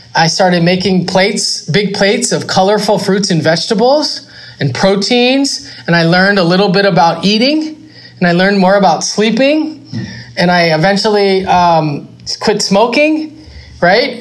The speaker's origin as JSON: {"language": "English", "town": "Los Angeles", "region": "California", "country": "United States", "said": "I am from West Los Angeles"}